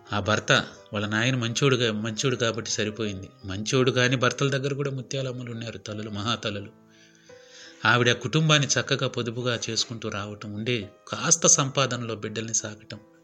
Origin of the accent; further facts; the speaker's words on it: Nellore district, Andhra Pradesh, India; మా ఊరు నెల్లూరు జిల్లా కావచ్చు